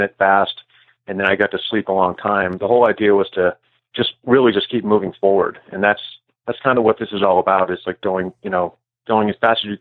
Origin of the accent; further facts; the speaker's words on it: New Hampshire, United States; I grew up sort of near the trail. I lived in New Hampshire when I was a kid.